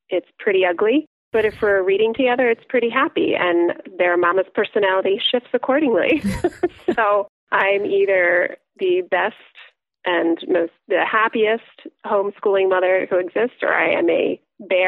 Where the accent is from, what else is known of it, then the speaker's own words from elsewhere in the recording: Lancaster County, Pennsylvania, United States; now in suburbs outside Philadelphia, United States; I grew up in Lancaster County